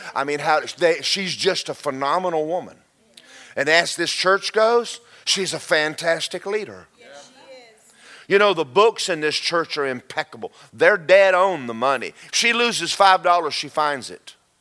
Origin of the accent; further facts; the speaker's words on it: Georgia, United States; I grew up in Georgia